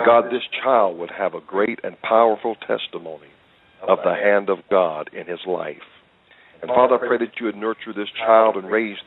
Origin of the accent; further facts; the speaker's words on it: the South, United States; as a child growing up in the South